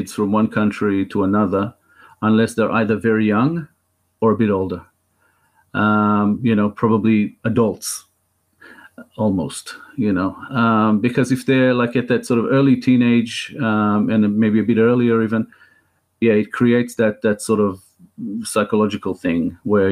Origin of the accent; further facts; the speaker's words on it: Israel; now in Australia; But I am more Israeli than I am Australian